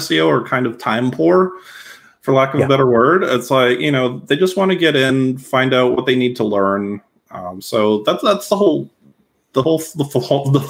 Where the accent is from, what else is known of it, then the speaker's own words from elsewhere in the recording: Massachusetts, United States; I worked local journalism at a local newspaper where I grew up in Massachusetts